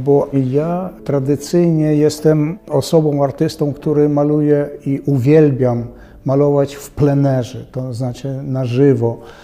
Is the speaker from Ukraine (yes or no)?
yes; Kremenets, Ternopil Oblast, Ukraine; moved away; also born or lived in Lithuania; ja urodziłem się na samym południu Wołynia, to znaczy w Krzemieńcu